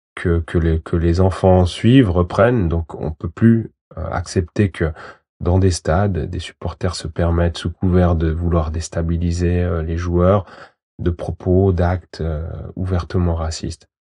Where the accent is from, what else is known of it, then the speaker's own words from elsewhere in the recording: Valais, Switzerland; also born or lived in Portugal / Guinea-Bissau; j'ai grandi en Valais